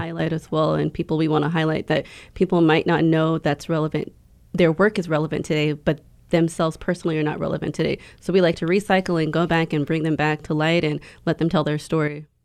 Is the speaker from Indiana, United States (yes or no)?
no; Houston, Texas, United States; I am from Houston, Texas, um, but I'm a descent from Polynesia, specifically s, the Samoan Islands